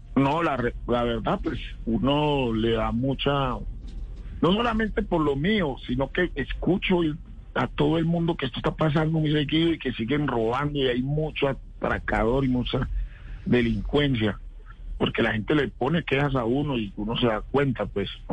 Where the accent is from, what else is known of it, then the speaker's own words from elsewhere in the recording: Tuluá, Valle del Cauca, Colombia; now in Bogotá, Colombia; nosotros crecimos juntos en Tuluá